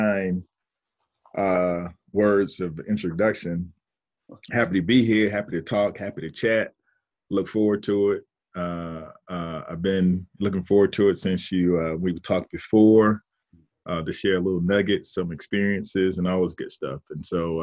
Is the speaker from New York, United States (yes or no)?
no; Fort Pierce, Florida, United States; moved away as an adult; also born or lived in Miami, Florida; now in Atlanta, United States; growing up in Fort Pierce, Florida, where I'm from, is still considered South Florida